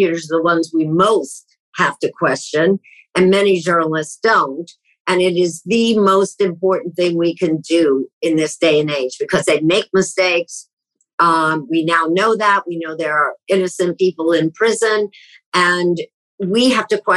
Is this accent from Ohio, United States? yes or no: yes; Columbus, Ohio, United States; moved away as an adult; also born or lived in Baltimore / Cleveland / Chicago / New York; I grew up in Columbus